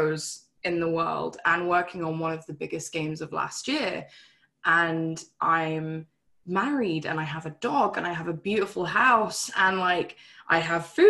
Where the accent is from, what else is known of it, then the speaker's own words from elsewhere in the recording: England, United Kingdom; When I first met my husband, we were both living in England, and just under a year into our relationship, he moved to Canada and I stayed in the UK